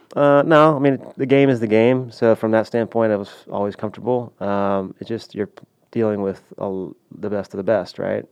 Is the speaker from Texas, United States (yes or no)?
yes; Houston, Texas, United States; I grew up in Houston